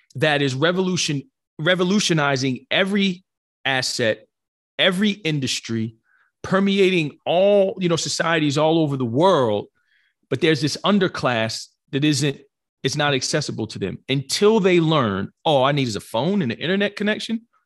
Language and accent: English; New Jersey, United States; born and raised in New Jersey